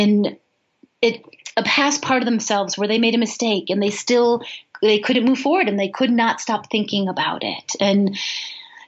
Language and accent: English; Chicago, Illinois, United States; now in Boulder, United States; I grew up in Chicago